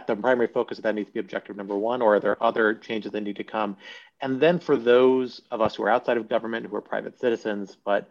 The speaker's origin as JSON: {"language": "English", "region": "Northern Virginia", "country": "United States", "tie": "born or raised there", "said": "I grew up in Northern Virginia"}